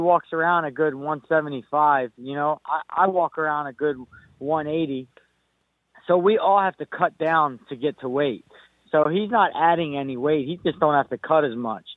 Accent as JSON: {"language": "English", "country": "United States", "said": "I'm Irish. I'm Puerto Rican, but the fact remains, I'm from America"}